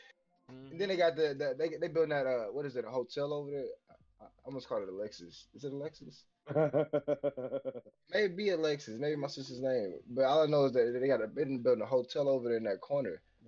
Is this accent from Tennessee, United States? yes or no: yes; Nashville, Tennessee, United States; born or raised there